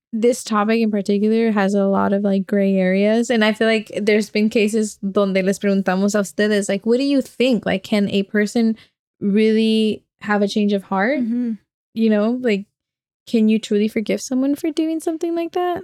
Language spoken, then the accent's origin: English; Oakland, California, United States; growing up in Oakland, like we definitely have like alleyways